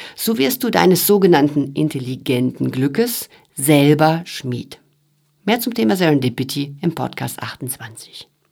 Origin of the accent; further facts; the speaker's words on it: Sauerland, North Rhine-Westphalia, Germany; moved away; Im Sauerland, wo ich aufgewachsen bin, da ist das komplett normal